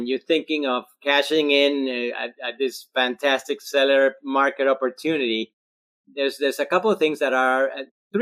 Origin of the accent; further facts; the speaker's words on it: Colombia; first language Spanish; English is a second language; also born or lived in Australia; now in Charleston, United States; I'm originally from Colombia, South America, and I'm Spanish speaking. That's my first language.